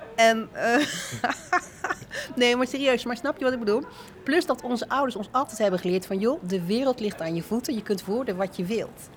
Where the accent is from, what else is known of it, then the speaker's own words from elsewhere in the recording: Alphen aan de Rijn, South Holland, Netherlands; also born or lived in Rotterdam / Leiden; Ik ben opgegroeid in Alphen aan de Rijn